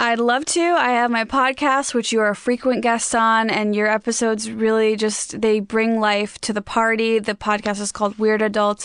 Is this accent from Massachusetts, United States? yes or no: no; Chicago suburbs, Illinois, United States; now in Los Angeles, United States; my hometown too. I'm from the Chicago suburbs